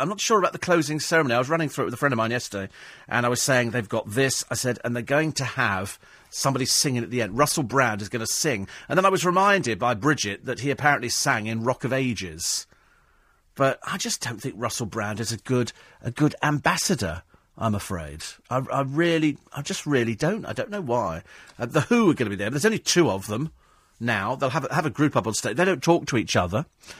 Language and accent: English; United Kingdom; people love coming here anyway because we're quaint. We're British.